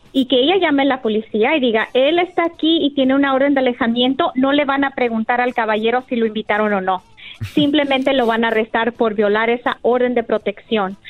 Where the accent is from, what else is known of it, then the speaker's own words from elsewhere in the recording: Jalisco, Mexico; felizmente y muy orgullosa, jalisciense